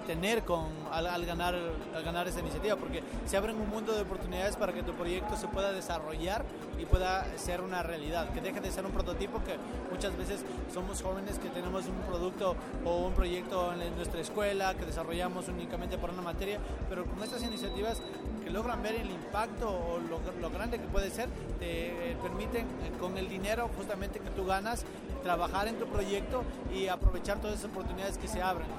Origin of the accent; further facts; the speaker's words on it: Ecuador; soy de Ecuador.